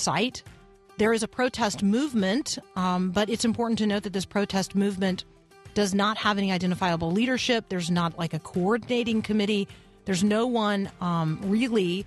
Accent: United States; me, an American

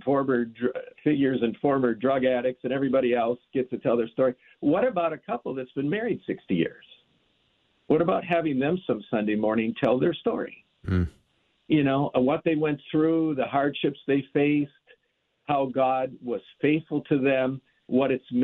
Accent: Minneapolis, Minnesota, United States; growing up in the Minneapolis-St. Paul area

